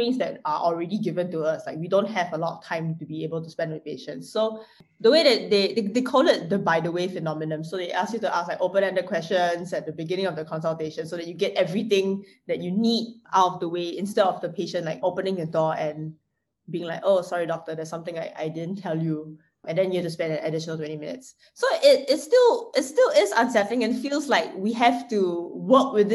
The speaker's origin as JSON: {"language": "English", "country": "Singapore", "said": "as a Singaporean"}